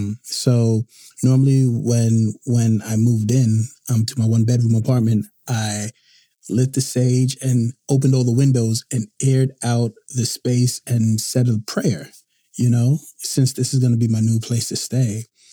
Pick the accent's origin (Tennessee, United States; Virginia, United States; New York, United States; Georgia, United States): New York, United States; New York City; I'm originally from Brooklyn, New York.